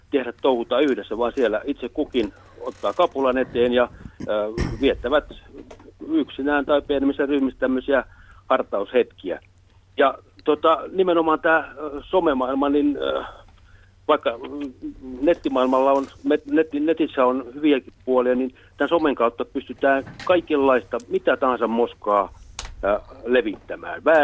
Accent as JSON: {"language": "Finnish", "region": "Häme", "country": "Finland", "tie": "born or raised there", "said": "itse mä oon kasvanut pienenä maalais, iso maalaiskartano Hämeessä, jossa yhteisö piti huolta."}